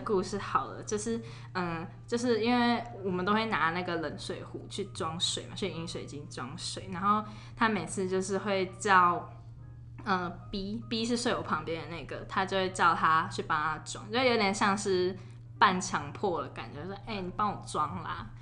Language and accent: Chinese; Taipei, Taiwan; 我们都是台北长庚出生